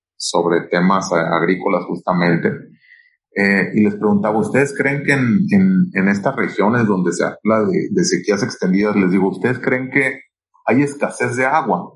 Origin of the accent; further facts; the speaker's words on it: Culiacán, Sinaloa, Mexico; Yo soy de Culiacán y allá es donde tenemos una de las oficinas más, más importantes